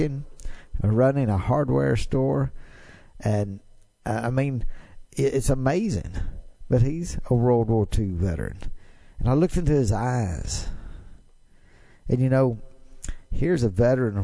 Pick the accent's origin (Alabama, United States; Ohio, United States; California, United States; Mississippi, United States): Mississippi, United States; a small city where I grew up in Mississippi